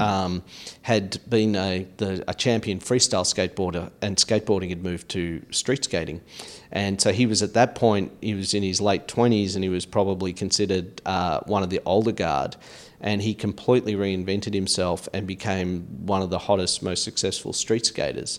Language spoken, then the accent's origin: English; Australia; moved away as an adult; now in United States; initial growing up experience in Australia